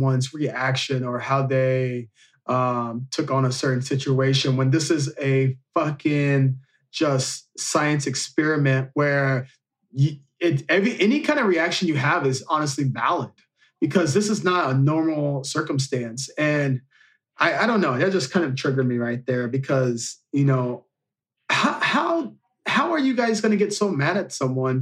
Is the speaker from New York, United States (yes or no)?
no; Marion, Illinois, United States; In my hometown area, I'm from Marion, Illinois, and next door is Carbondale, Illinois.